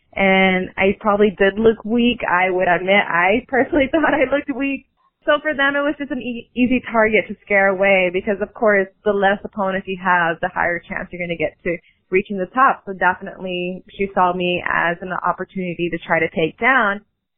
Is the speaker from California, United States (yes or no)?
no; Texas, United States; There are times where I think it's because, you know, we're both from Texas, or because I'm very, very young, coming into the industry at age 17.